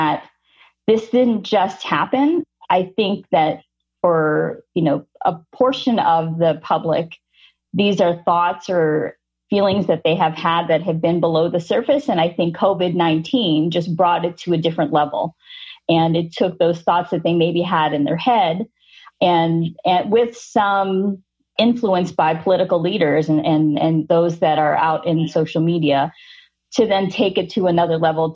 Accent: United States; I am born and raised in the U.S. I am Filipino American, and both my parents migrated from the Philippines to come here as young adults

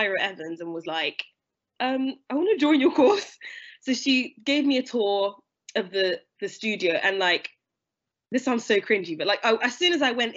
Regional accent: London, United Kingdom; moved away as an adult; I'm from London originally. So I went to school in London. I grew up there till I was 18

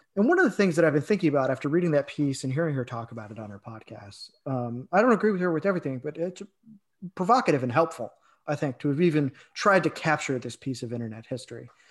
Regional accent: Illinois, United States; I'm from Illinois

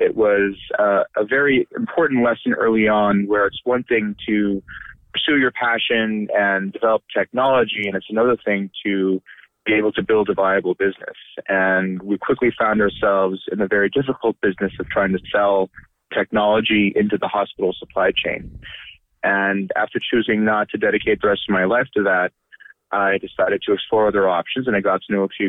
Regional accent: Bay Area, California, United States; I grew up in the Bay Area while my dad was a graduate student at UC Berkeley.

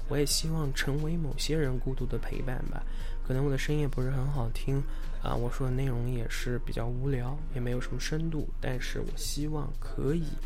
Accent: Anhui, China; moved away as an adult; now in Los Angeles, United States; 我来自安徽

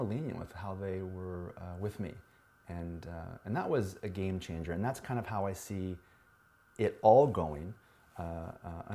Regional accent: United States; some punk from the States

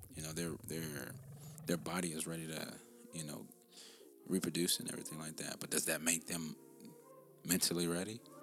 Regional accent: United States; I'm I'm African American

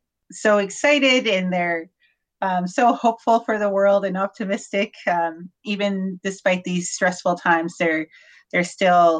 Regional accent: north of Grande Prairie, Alberta, Canada; I grew up on a farm north of Grand Prairie, very small town.

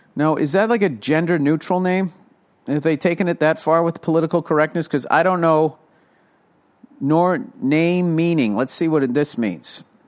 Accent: Massachusetts, United States; I'm from Massachusetts

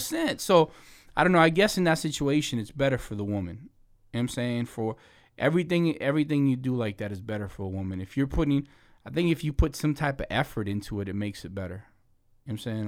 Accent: Mexico; I'm Mexican, I was born in Mexico

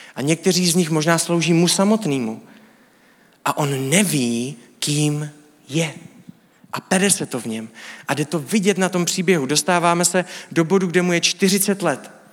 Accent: Czechia; my jako Evropani, jako Češi

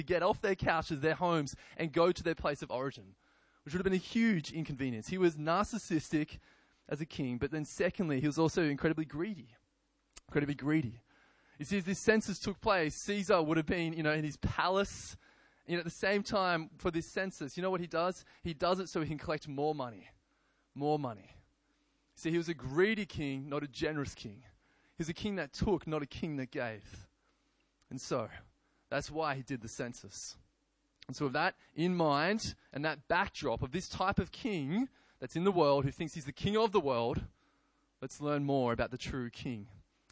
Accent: Gosford, New South Wales, Australia; I was born in Gosford

